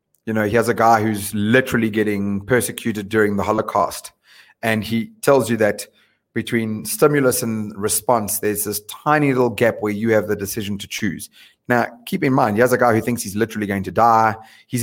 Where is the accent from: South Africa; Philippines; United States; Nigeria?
South Africa; moved away as an adult; also born or lived in London; we are as a South African nation.